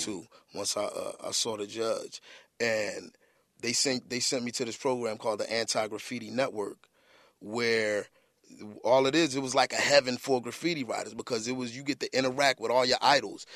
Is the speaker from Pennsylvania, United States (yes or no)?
yes; Philadelphia, Pennsylvania, United States; I was from South Philly